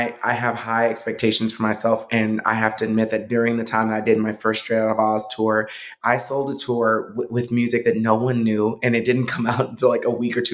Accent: Texas, United States; my hometown, Texas

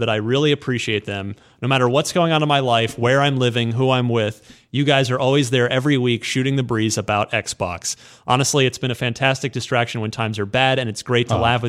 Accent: Redding, California, United States; I'm from Redding, California.

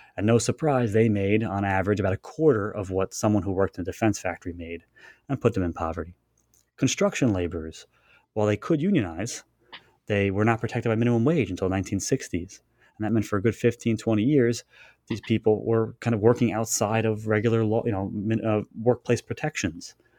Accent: Long Island, New York, United States; I was born on Long Island

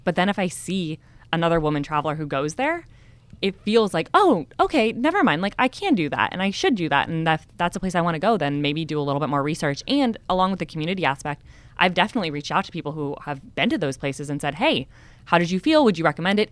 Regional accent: California, United States; also born or lived in San Diego; growing up in California

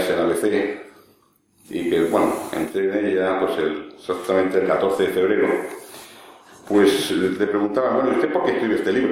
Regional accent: Spain

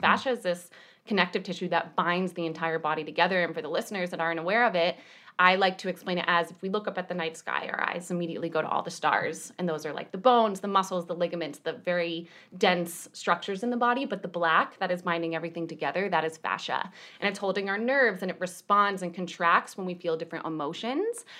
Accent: New York, United States; I am also from New York

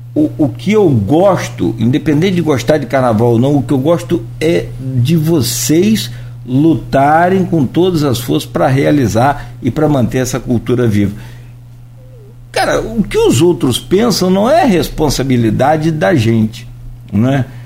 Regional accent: Brazil; eu, sou de Itaúva

